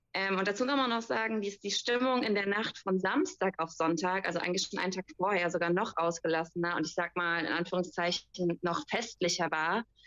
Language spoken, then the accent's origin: German; Germany; bei uns in Deutschland